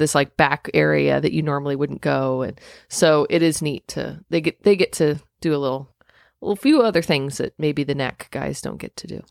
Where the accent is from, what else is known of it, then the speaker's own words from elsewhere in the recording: Indiana, United States; I'm from Indiana